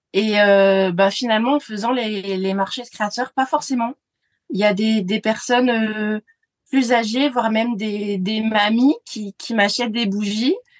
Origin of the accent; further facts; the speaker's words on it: France; en tant que Français